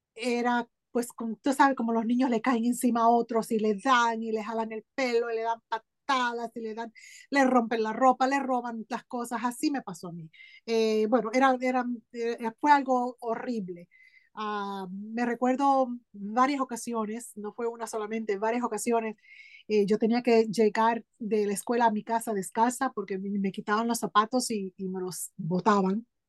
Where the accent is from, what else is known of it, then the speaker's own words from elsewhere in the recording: Hartford, Connecticut, United States; also born or lived in Aguadilla, Puerto Rico / San Sebastián, Puerto Rico; a los seis años de edad vine a donde tú estás ahora, a Hartford, Connecticut. Ahí pues me crié